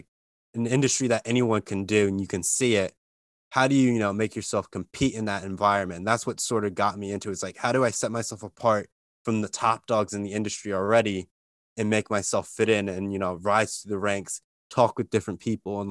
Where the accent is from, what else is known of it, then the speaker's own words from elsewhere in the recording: Lehigh Valley, Eastern Pennsylvania, United States; I'm from Eastern Pennsylvania, so Lehigh Valley.